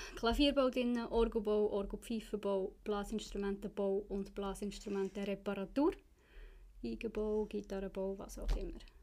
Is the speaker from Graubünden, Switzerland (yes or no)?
no; Bern, Switzerland; moved away as an adult; now in Zurich, Switzerland; ich bin in Bern aufgewachsen und für die Lehre auf Zürich gekommen